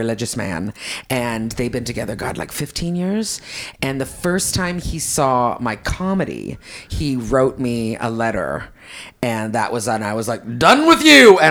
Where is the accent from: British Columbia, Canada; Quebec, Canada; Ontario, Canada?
Quebec, Canada; I'm a Quebecer